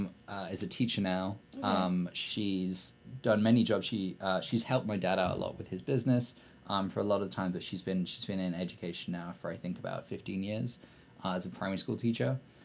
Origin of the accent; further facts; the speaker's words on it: Blakedown, West Midlands, United Kingdom; But no, I'm actually from a small village called Blakedown, which is near a small town called Kidderminster. You've never heard of any of these. Which is near a bigger city called Birmingham